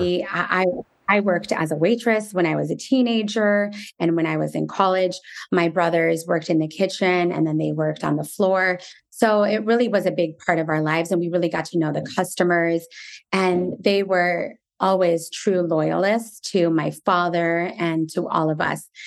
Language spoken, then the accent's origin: English; United States; also born or lived in Jerusalem; being Palestinian American and having parents who grew up in a war torn country